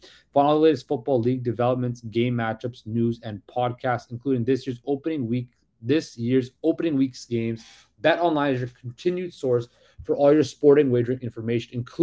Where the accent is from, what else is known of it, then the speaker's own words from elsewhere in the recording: Surrey, British Columbia, Canada; moved away as an adult; now in Toronto, Canada; I'm born and raised in Surrey, BC. Moved to Toronto a couple years ago